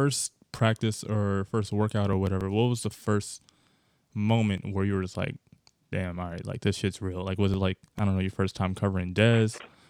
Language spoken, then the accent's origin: English; Maryland, United States; I'm from Maryland.